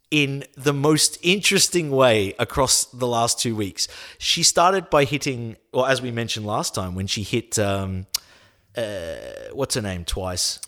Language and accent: English; Australia